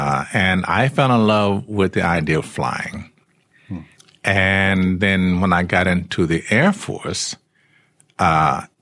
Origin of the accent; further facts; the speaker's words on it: Memphis, Tennessee, United States; moved away; I was born in Memphis, Tennessee